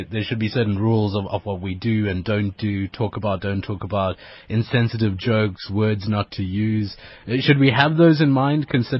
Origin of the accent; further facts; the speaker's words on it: Durban, KwaZulu-Natal, South Africa; now in Johannesburg, South Africa; Is I've been here in Johannesburg for a year. I'm from Durban. All my family is pretty much in Durban